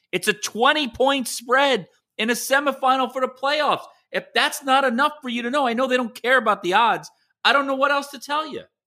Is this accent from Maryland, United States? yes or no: no; New York, United States; now in Miami, United States; I grew up in New York